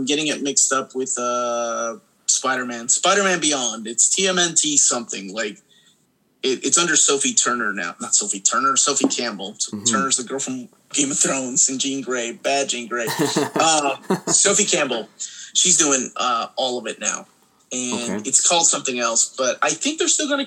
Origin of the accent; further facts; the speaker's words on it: Peru; moved away; I had already seen things like that growing up in Peru